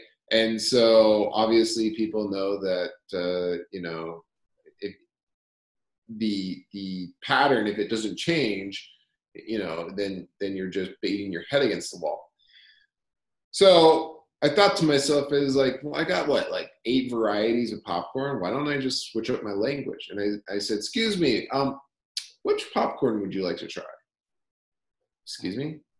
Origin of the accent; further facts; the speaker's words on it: Arizona, United States; So I grew up in Arizona. And I'm in Tucson still, and I actually really do love Arizona.